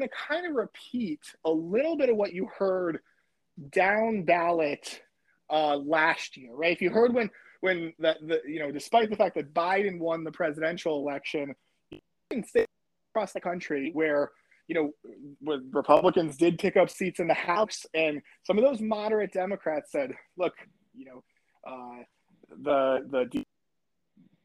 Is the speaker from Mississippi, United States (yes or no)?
no; Connecticut, United States; moved away; My hometown in Connecticut